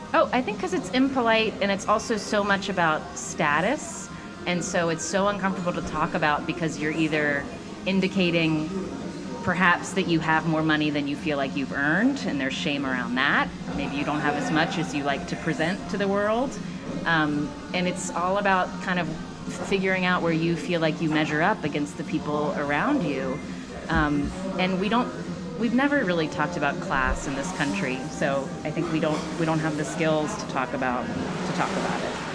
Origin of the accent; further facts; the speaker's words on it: Charleston, West Virginia, United States; moved away as an adult; now in New York, United States; It was a wonderful place to grow up, and I love it.